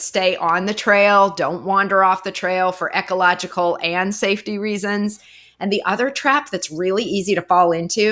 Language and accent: English; Montana, United States; I'm from Montana